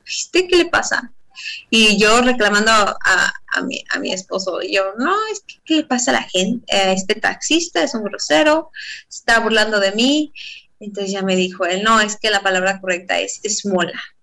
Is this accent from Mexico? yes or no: yes; Mexico; moved away as an adult; now in Israel; soy mexicana